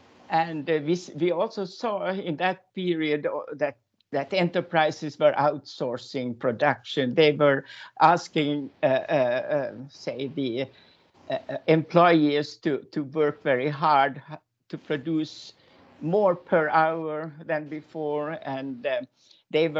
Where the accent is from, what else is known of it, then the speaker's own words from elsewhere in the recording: Finland; moved away as an adult; now in Denmark; I'm actually from Finland, and I moved to Denmark in the beginning of the 80s.